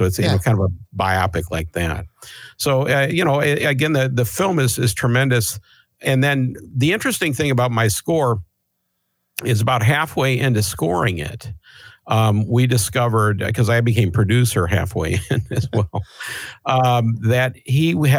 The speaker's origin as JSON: {"language": "English", "town": "Chicago", "region": "Illinois", "country": "United States", "lives_now": "Seattle, United States", "said": "Well, I moved to Seattle in 1979 from Chicago, and I went into percussion as an instrument."}